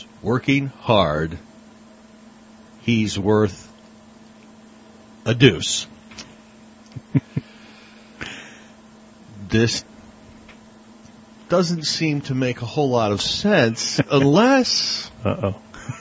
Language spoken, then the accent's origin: English; Australia; I'm from Australia